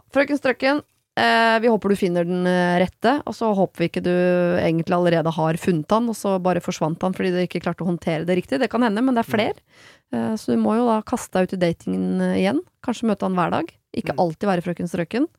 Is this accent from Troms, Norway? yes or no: no; Oslo, Norway; jeg gikk på SFO som barn i Bjølsenparken